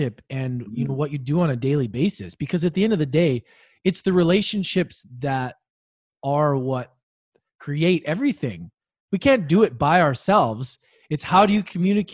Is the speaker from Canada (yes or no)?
yes; Canada; moved away as an adult; also born or lived in Australia; being Canadian, even living in Australia